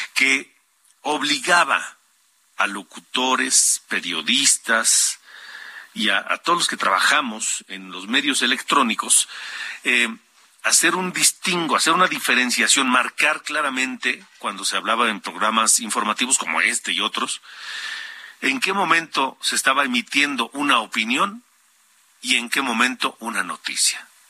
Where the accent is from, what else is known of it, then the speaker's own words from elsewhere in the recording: Mexico; como ciudadanos, como mexicanos